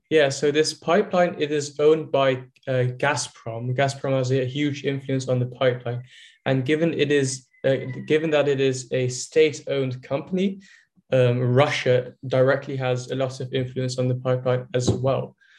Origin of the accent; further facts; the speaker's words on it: Netherlands; I'm from the Netherlands